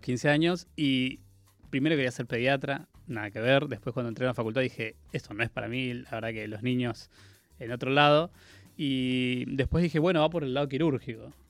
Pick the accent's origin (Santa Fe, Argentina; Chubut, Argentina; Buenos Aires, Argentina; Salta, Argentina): Chubut, Argentina; Comodoro Rivadavia; moved away as an adult; also born or lived in Córdoba; nací en la Patagonia, en Comodoro Rivadavia, en Chubut